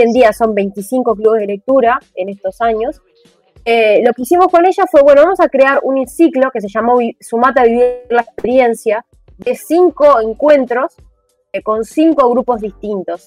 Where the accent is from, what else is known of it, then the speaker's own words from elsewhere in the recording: Montevideo, Uruguay; Yo soy de La Teja, hermoso barrio de La Teja, entonces teníamos la biblioteca del centro comunal